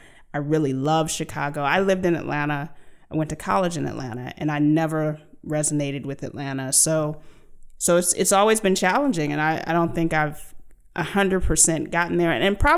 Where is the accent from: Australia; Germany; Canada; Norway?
Germany; born there; also born or lived in United States; my dad was in the military, so I lived all over the world. I was born in Germany